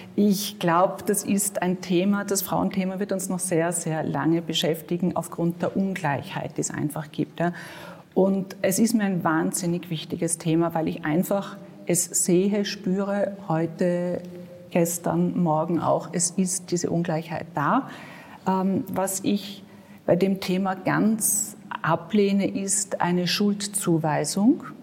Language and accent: German; Vienna, Austria; ich bin in Mauer aufgewachsen